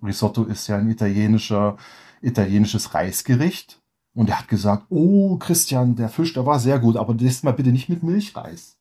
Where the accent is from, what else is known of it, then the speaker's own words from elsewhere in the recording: Germany; moved away as an adult; now in Lofoten, Norway; als Deutscher